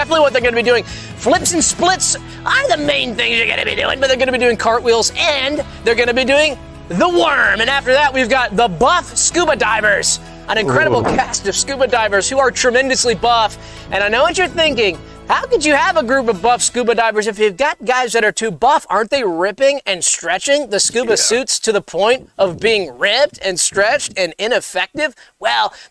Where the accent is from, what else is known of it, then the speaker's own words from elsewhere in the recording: Savannah, Georgia, United States; I'm from Savannah, Georgia. It's where I grew up, and we have a lot of shipping there.